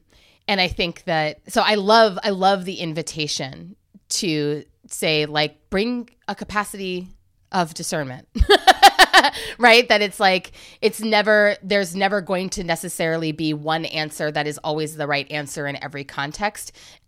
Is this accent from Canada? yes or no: no; Ghana; I know the setting in which I need to say I'm Ghanaian, and I know the setting in which I need to say I'm Black.